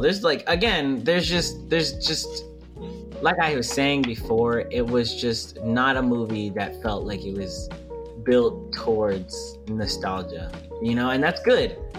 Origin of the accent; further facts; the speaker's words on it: New York, United States; accent: New York; being from New York